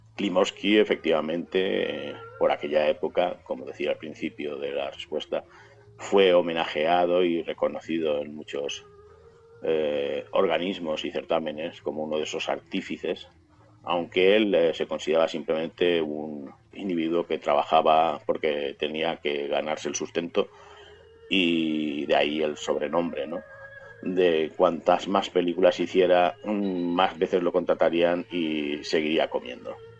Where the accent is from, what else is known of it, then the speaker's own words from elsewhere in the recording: Valencia, Valencian Community, Spain; aquí en Valencia, mi ciudad natal